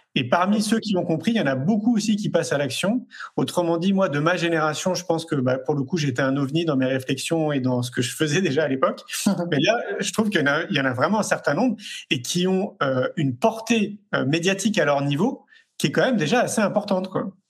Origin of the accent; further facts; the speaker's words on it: France; en tant que Français